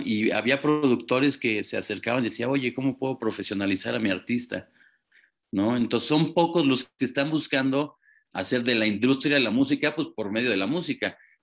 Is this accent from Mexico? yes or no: yes; Mexico